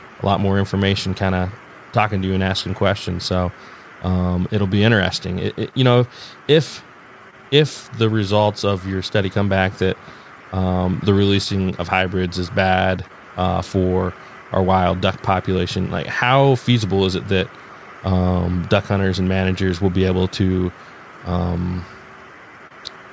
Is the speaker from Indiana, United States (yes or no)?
yes; Indiana, United States; I'm from Indiana